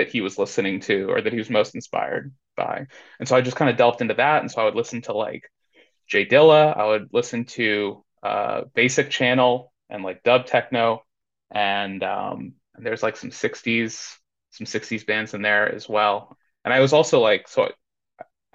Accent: Indianapolis, Indiana, United States; moved away as an adult; now in Austin, United States; right now I'm in Austin, Texas. I'm originally from Indianapolis, Indiana

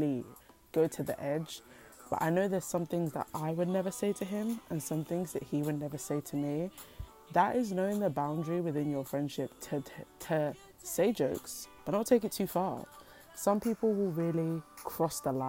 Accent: United Kingdom; I'm British

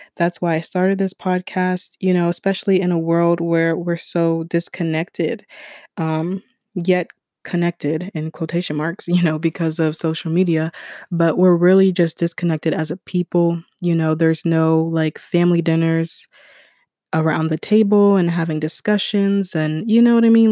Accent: United States; also born or lived in Ghana; I was born in America

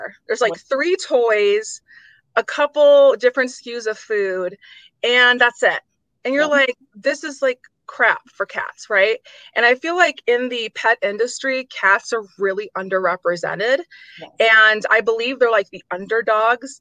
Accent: Detroit, Michigan, United States; moved away as an adult; also born or lived in Houston, Texas; I'm from Detroit

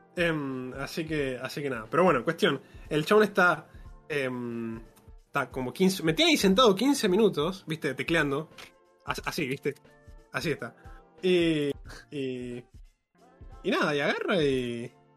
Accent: Monte Hermoso, Buenos Aires Province, Argentina; moved away; soy de Montermoso.

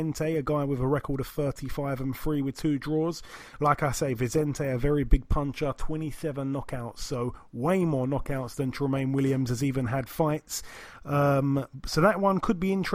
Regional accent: United Kingdom; We're British

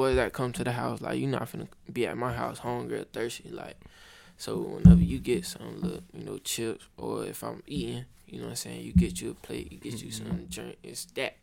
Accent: Tampa, Florida, United States; also born or lived in Orlando; I'm from Tampa. Well, I was really born in Orlando, but raised in Tampa.

